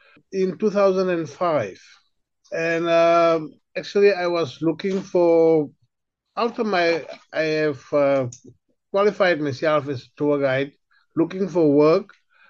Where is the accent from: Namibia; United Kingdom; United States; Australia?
Namibia; Windhoek, Khomas; also born or lived in Kalahari; now in Richtersveld, South Africa; I was born in the Kalahari and I grew up in Windhoek in Namibia